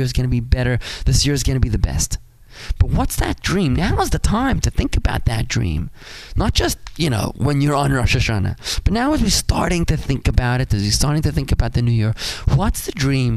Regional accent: South Africa; now in Palm Beach Gardens, United States; I'm a South African kid

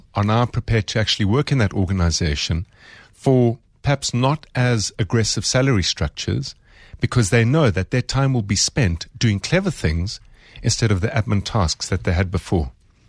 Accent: South Africa; as a South African

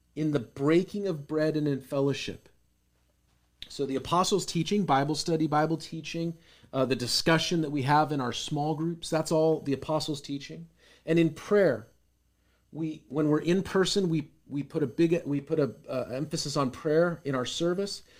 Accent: Seattle, Washington, United States; I grew up in Seattle

